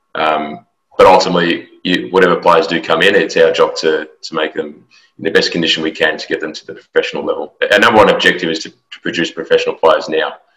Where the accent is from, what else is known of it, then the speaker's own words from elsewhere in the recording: Australia; moved away as an adult; now in Houston, United States; I'm an Australian native